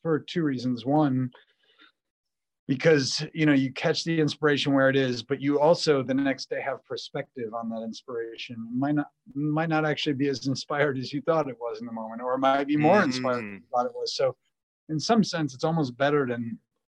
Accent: Buffalo, New York, United States; I grew up in Buffalo, New York in the 90s

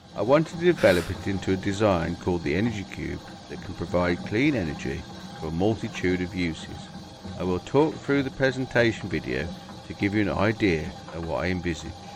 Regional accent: United Kingdom; now in United States; I'm a British inventor that lives in the U S

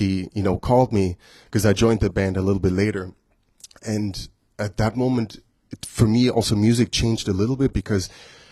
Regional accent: Germany; now in United States; I'm from Germany

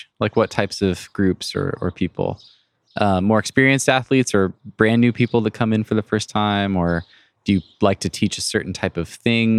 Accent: Northwest, United States; growing up in the Northwest

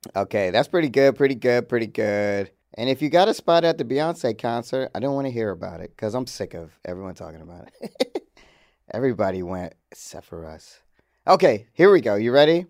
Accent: Georgia, United States; I grew up in Georgia with, where the, where the motherfucking Chick-fil-A was started

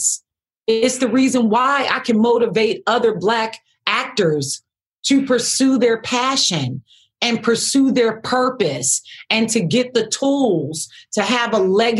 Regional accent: Camden, New Jersey, United States; that young Black girl, poor growing up in Camden

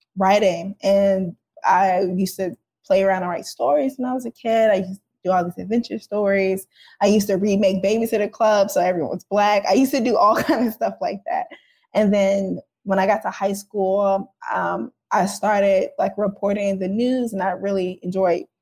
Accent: St. Louis, Missouri, United States; I am from St. Louis, Missouri, South Side, near downtown.

